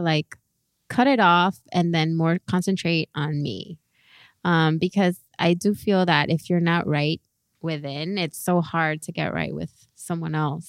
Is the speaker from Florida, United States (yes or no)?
yes; Miami, Florida, United States; we're from Miami